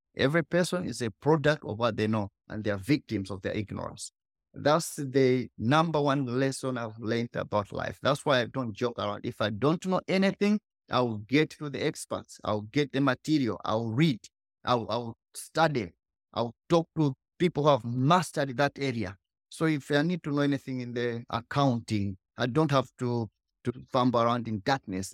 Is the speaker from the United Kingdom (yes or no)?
no; Malawi; I was born in Malawi, the poorest country.